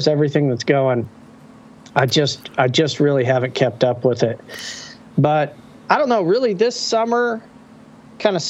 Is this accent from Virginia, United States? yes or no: no; Oklahoma, United States; I was born in 1976 in Ocartee, Oklahoma